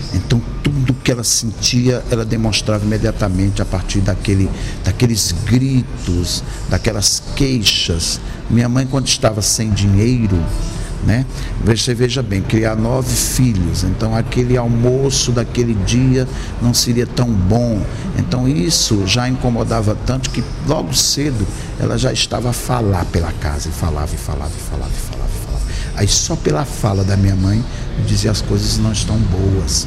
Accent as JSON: {"language": "Portuguese", "town": "Sertânia", "region": "Pernambuco", "country": "Brazil", "tie": "born or raised there", "said": "eu nasci numa, no Nordeste do Brasil, né? em Pernambuco uma cidade chamada Sertânia"}